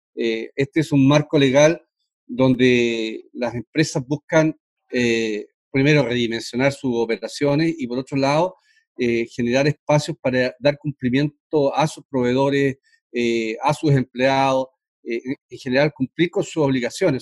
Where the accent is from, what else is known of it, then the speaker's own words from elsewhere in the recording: Chile; como chileno